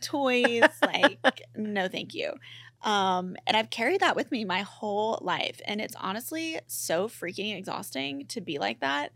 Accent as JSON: {"language": "English", "region": "Mississippi", "country": "United States", "tie": "born or raised there", "moved": "yes", "said": "I grew up in Mississippi"}